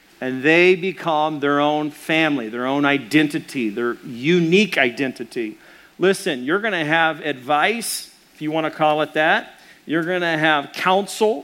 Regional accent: Arkansas, United States; I'm from Arkansas

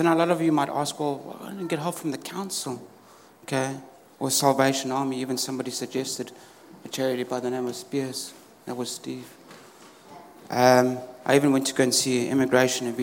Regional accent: South Africa; moved away as an adult; now in United Kingdom; I was born in South Africa, and I've been here in the UK just over 10 years now.

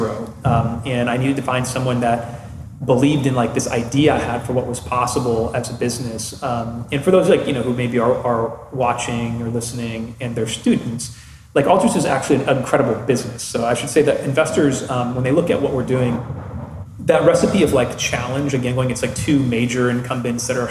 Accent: Midwest, United States; I'm from the Midwest.

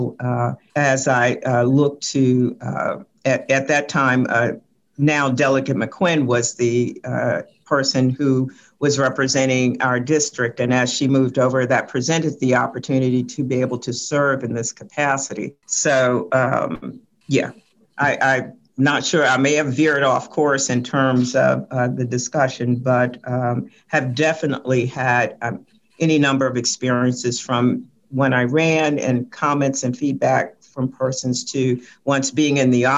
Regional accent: Richmond, Virginia, United States; growing up in Whitcom Court

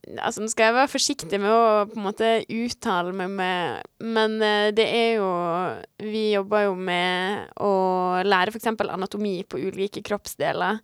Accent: Sunnmøre, Møre og Romsdal, Norway; på Sunnmøre, altså i Møre og Romsdal, som er litt lenger nord der vi kommer fra

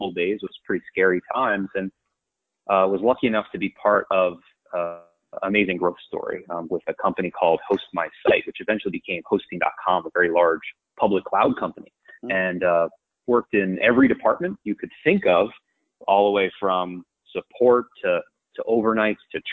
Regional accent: New York, United States; born or raised there; also born or lived in University of Delaware

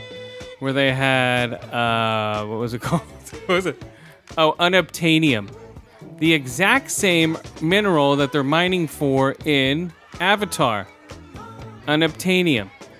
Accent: Thailand; moved away; No, I was born in Thailand.

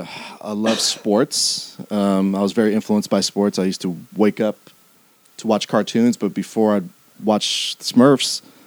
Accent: Los Angeles, California, United States; I was born and raised in Los Angeles.

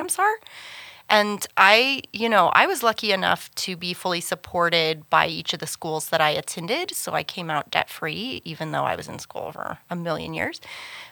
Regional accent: Kansas City, United States; moved away as an adult; also born or lived in Dallas, Texas / Los Angeles, California; now in Canyon, United States; I grew up in the Kansas City area

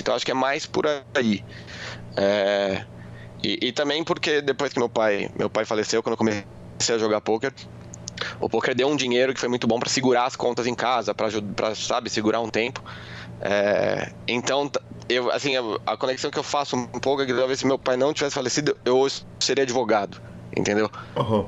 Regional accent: Guarulhos, São Paulo, Brazil; eu cresci em Guarulhos, né? Eu nasci em São Paulo, vim, vim para Guarulhos quando era muito pequeno

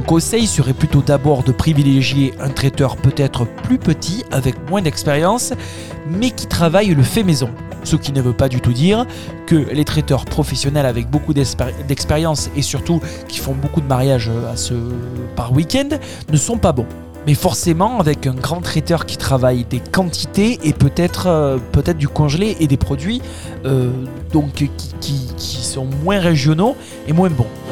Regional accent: Tarn, Occitania, France; Chez nous dans le Tarn

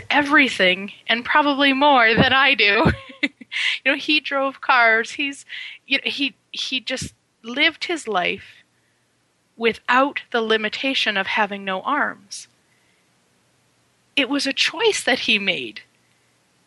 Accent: Turtleford, Saskatchewan, Canada; as a child, I grew up in Saskatchewan, Canada. Very small town called Turtleford, population 505

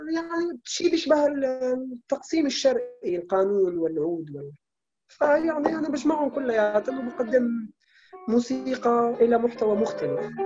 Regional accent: Damascus, Damascus Governorate, Syria; moved away; نحن المخيم اليرموك

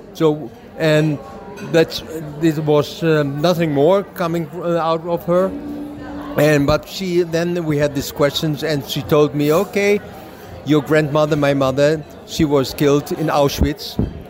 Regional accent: Germany; now in Israel; I was born in Germany. from a Jewish woman. My mother, she's a Jew

